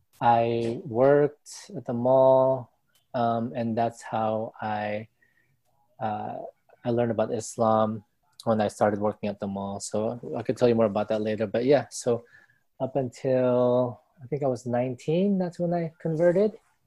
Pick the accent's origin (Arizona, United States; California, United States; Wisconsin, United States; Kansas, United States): California, United States; National City; So basically, I grew up in San Diego, California, which is SoCal, right? We're like 20, 30 minutes from Mexico border, right? Tijuana. So I grew up in that. I grew up in National City.